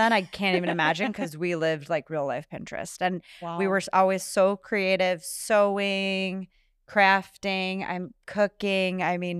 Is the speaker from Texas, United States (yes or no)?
no; North Dakota, United States; also born or lived in Minnesota, United States; And then my family, we lived in North Dakota, though. So I grew up kind of all over the stat